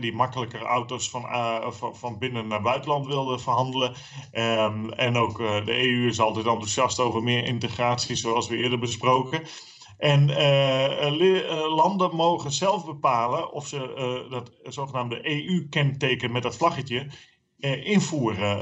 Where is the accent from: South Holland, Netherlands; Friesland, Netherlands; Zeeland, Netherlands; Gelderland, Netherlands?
Friesland, Netherlands; voor mij, als, als, eh, als Fries